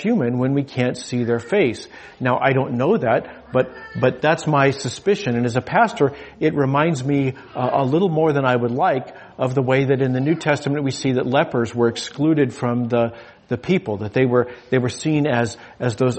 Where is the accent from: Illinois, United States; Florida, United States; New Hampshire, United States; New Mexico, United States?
New Mexico, United States; moved away; also born or lived in Yucca Valley, California; I grew up in the desert. I grew up in New Mexico. Southern New Mexico is part of what's called the Chihuahuan Desert